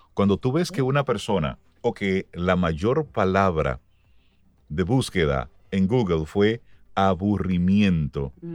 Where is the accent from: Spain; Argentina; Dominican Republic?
Dominican Republic; como ciudadano dominicano